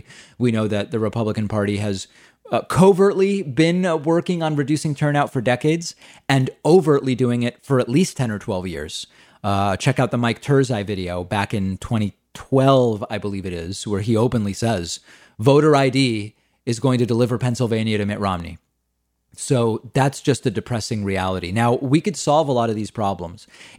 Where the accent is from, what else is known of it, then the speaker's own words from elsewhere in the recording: Australia; Hey, David, I'm from Australia, and I'm trying to figure out why so many Americans do not vote.